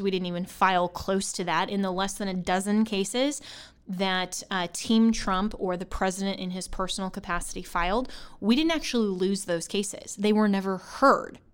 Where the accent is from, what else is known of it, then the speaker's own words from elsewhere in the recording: Colorado, United States; my home state of Colorado, I'm a registered voter in Colorado, always have been